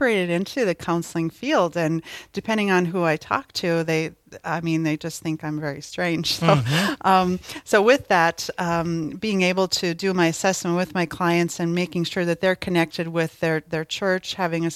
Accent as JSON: {"language": "English", "town": "Thief River Falls", "region": "Minnesota", "country": "United States", "tie": "born or raised there", "moved": "as an adult", "lives_now": "Fargo, United States", "said": "I'm born and raised in Thief River Falls, Minnesota"}